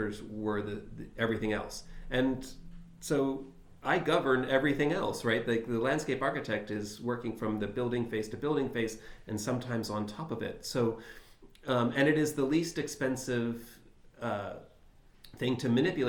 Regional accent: Philadelphia, Pennsylvania, United States; Philadelphia, my hometown

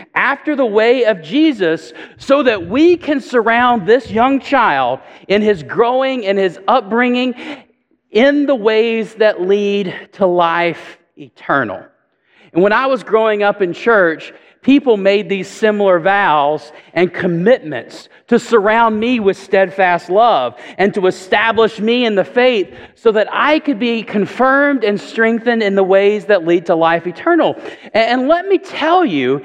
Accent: Chattanooga, Tennessee, United States; now in Oak Ridge, United States; I grew up in Chattanooga, and I went to church as a child

